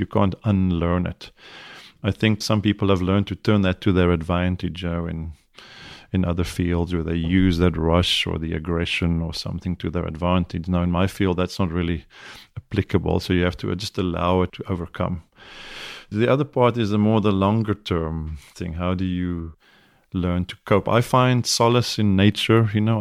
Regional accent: South Africa; moved away as an adult; now in United States; I'm South African, I have a bit of an accent

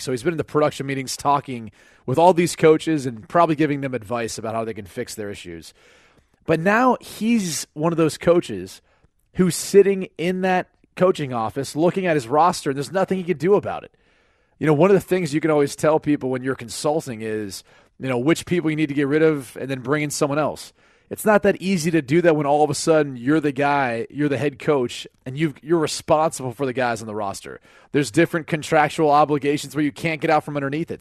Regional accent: Cleveland, Ohio, United States; it's my hometown team that I grew up rooting for.

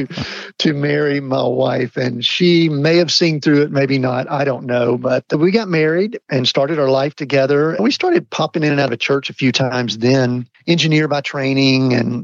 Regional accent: Atlanta area, Georgia, United States; I grew up in the Atlanta area, and I always tell people I grew up in a small town just outside of Atlanta

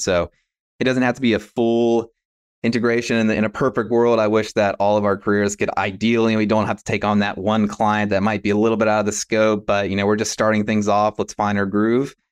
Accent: West Virginia, United States; moved away as an adult; Growing up in West Virginia and, yeah, Appalachia and, uh, this region

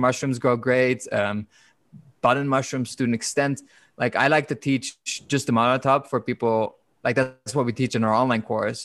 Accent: Netherlands; I'm from the Netherlands

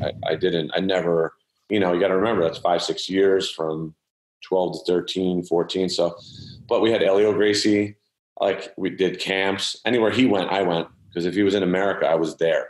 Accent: Philadelphia, Pennsylvania, United States; I grew up in Philadelphia. Yeah, I was okay. born here.

